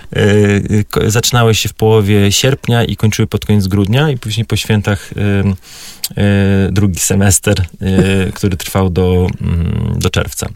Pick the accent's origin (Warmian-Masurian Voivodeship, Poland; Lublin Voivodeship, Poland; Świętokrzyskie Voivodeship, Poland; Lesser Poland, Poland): Warmian-Masurian Voivodeship, Poland; ja pochodzę z Mazur, więc tam rzeczywiście było bardzo tradycyjnie.